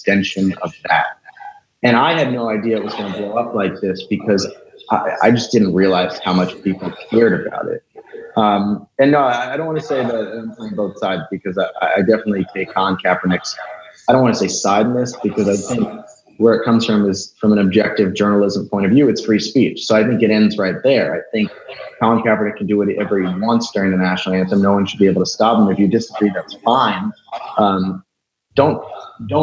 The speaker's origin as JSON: {"language": "English", "region": "New York", "country": "United States", "said": "I'm from New York."}